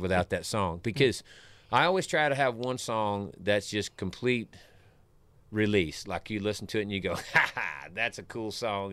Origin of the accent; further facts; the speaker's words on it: Savannah, Tennessee, United States; My home where I grew up around Pickwick Lake is, is southwest of here